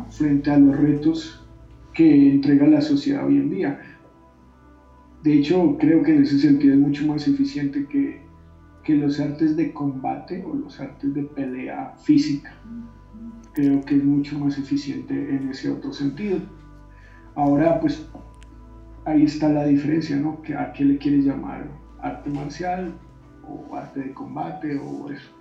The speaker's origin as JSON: {"language": "Spanish", "country": "Colombia", "tie": "born there", "said": "Yo nací en Colombia, en Colombia no había pues aikido así en páginas amarillas o algo así."}